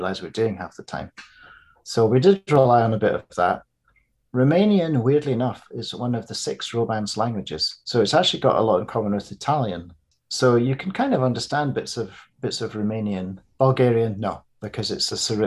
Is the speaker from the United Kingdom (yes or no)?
yes; Edinburgh, Scotland, United Kingdom; moved away; also born or lived in London; growing up in Edinburgh in Scotland and London, and being an adult in London